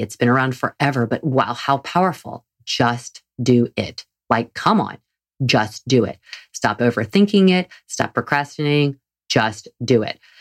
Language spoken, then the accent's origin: English; the South, United States; I'm from the South.